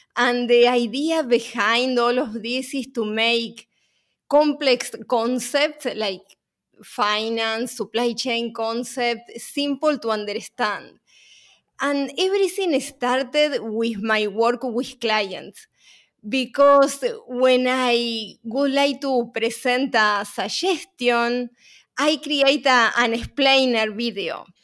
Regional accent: Uruguay; moved away; my accent is not from New York, because I'm originally from Uruguay

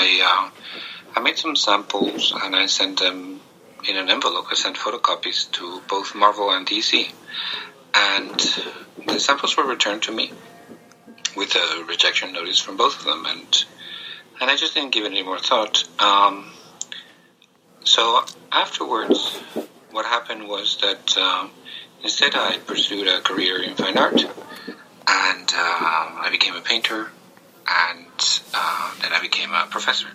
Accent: Spain; When I was growing up in Spain

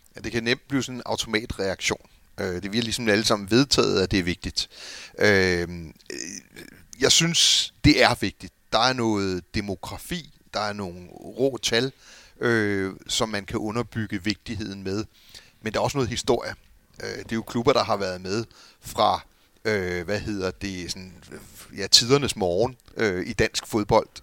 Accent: Copenhagen, Capital Region of Denmark, Denmark; jeg er jo københavner eller amerikaner

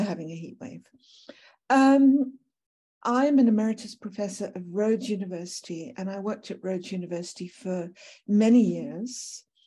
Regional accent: United Kingdom; moved away as an adult; now in South Africa; I originally came to South Africa, I'm British by birth

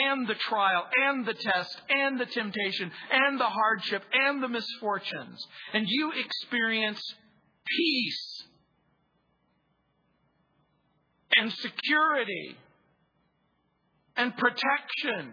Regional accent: Mojave Desert, between San Bernardino and Las Vegas, California, United States; I grew up near in the Mojave Desert, really. It was that stretch of desert between San Bernardino and Las Vegas

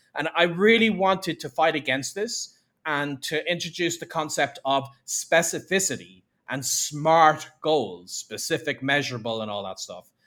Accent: Ireland; my hometown in Ireland

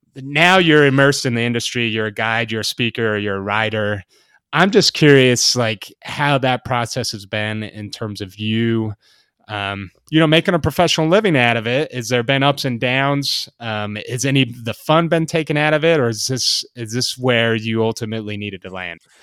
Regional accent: the Rockies, United States; moved away; also born or lived in the Sierras; I grew up in the Rockies

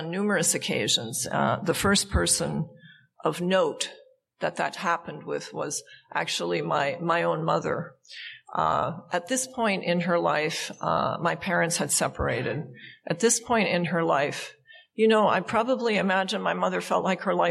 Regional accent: Montana, United States; now in California, United States; I grew up in Montana

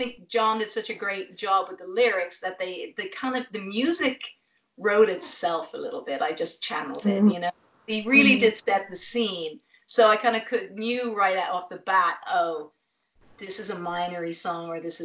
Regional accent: Ireland; moved away as an adult; also born or lived in Dublin; now in Los Angeles, United States; I'm Irish

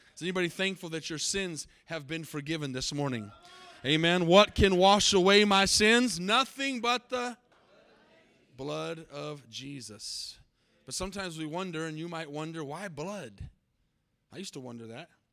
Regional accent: Albuquerque, New Mexico, United States; I was born in Albuquerque, New Mexico. I'm New Mexican

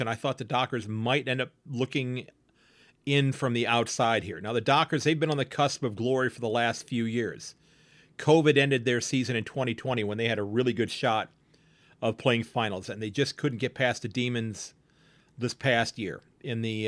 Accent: United States; as an American, as a Yank

